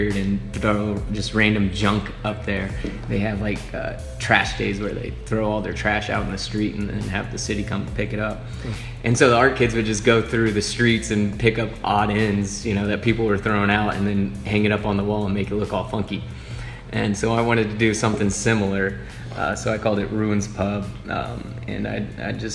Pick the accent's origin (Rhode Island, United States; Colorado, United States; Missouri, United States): Missouri, United States; Harrisonville; also born or lived in Rolla, Missouri / Kansas City; I grew up in Harrisonville, Missouri, just south of here.